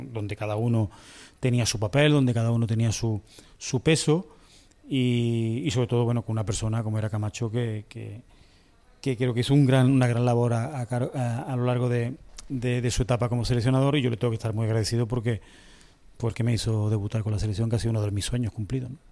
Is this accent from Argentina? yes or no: no; Córdoba, Andalusia, Spain; also born or lived in Las Palmas; yo soy nacido en Las Palmas y criado en Córdoba